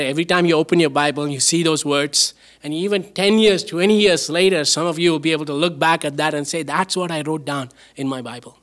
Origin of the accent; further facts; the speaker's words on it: southern India, India; now in Canada; I grew up in India